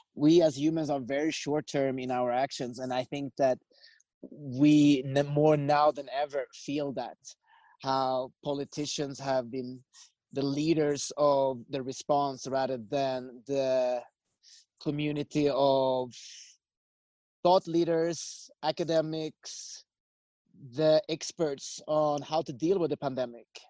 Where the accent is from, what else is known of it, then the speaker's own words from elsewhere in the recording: Sweden; moved away as an adult; also born or lived in United States; I grew up in Sweden.